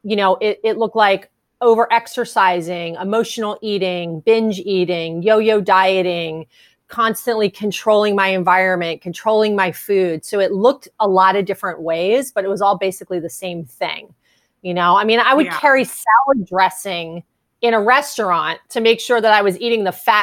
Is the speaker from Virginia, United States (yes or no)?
no; New Jersey, United States; moved away as an adult; also born or lived in California; I grew up in New Jersey. And when I moved to California in the 90s